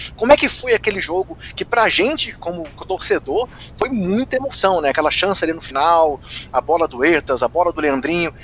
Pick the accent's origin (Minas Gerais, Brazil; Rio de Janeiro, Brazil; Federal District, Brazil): Federal District, Brazil; Brasília; eu, como morador de Brasília, não sei se todo mundo que ouve o podcast sabe que eu sou de Brasília